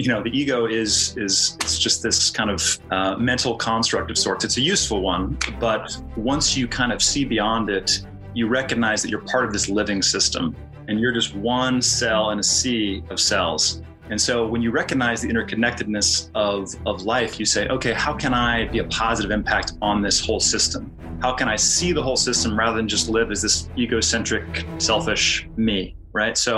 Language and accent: English; Kansas, United States; I come from Kansas. I'm from the Midwest